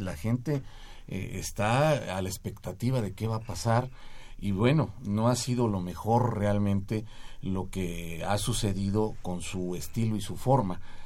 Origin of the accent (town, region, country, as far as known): Mexico